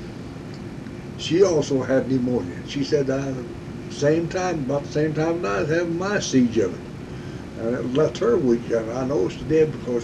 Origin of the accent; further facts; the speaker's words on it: Marceline, Missouri, United States; also born or lived in Callao, Missouri; I've lived here for 82 years, right here on this here same corner.